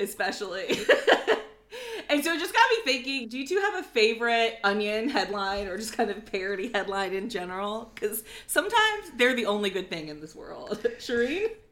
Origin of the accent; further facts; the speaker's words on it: United States; I'm American